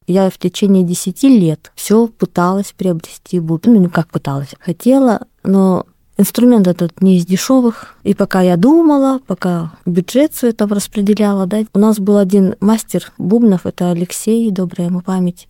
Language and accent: Russian; Oroch people of Khabarovsk Krai, Russia; так как сама принадлежу коренному малочисленному народу Хабаровского края к орочам.